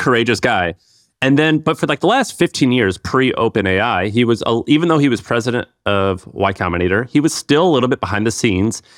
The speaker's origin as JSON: {"language": "English", "town": "St. Louis", "region": "Missouri", "country": "United States", "tie": "born or raised there", "said": "Saint Louis, my hometown"}